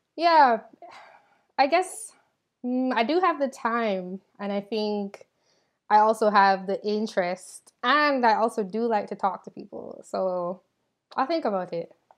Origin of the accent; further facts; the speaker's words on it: Jamaica; now in United States; I'm from Jamaica.